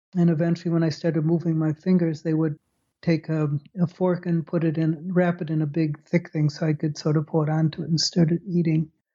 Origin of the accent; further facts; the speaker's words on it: Chicago, Illinois, United States; moved away as an adult; also born or lived in Purdue, Indiana / Baltimore / Holland / Scotland; I grew up in Chicago.